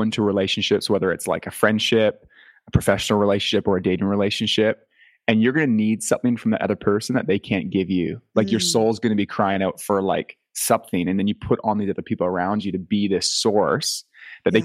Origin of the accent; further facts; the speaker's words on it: Canada; accent: Canadian; being from Canada